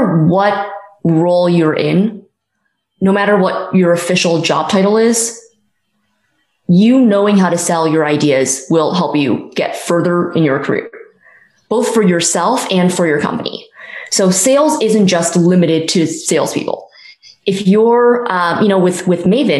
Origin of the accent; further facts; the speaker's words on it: Silicon Valley, California, United States; I grew up in Silicon Valley, so startups were always something that I was surrounded